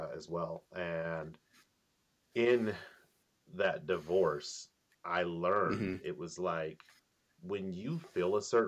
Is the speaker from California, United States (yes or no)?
yes; Sacramento, California, United States; also born or lived in Antelope, California; I grew up literally in the Heights. I think I was born in like Antelope for 2 months, and then I moved to the Heights.